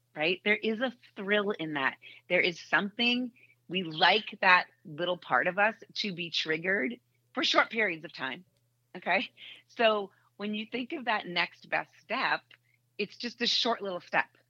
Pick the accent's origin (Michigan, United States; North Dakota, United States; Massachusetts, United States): Massachusetts, United States; Boston; moved away as an adult; now in Indianapolis, United States; I grew up in Boston